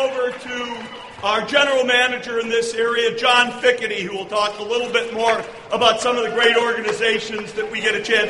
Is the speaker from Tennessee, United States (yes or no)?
no; Farmington Hills, Michigan, United States; we're in my hometown. I grew up in Farmington Hills